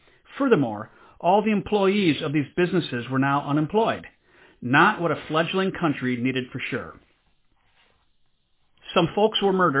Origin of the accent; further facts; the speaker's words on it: DR Congo; growing up in the Democratic Republic of Congo in Central Africa.